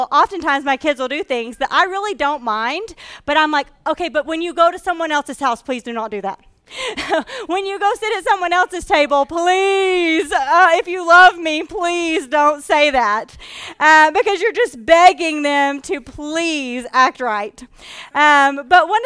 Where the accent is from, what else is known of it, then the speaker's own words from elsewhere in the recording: Texarkana, United States; I grew up in the South. I was raised in Texarkana